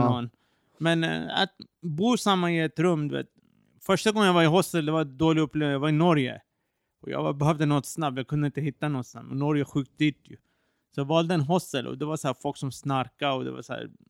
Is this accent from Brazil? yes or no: no; Iran; Eh, när jag var i mitt hemland Iran förra året, jag gillar street snacks.